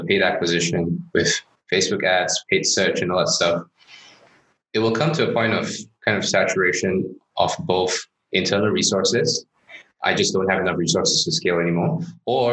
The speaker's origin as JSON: {"language": "English", "town": "Johor Bahru", "region": "Johor", "country": "Malaysia", "tie": "born or raised there", "also_born_or_lived": "Singapore", "moved": "yes", "said": "As a kid, I grew up in Johor Bahru, Malaysia, just across the causeway"}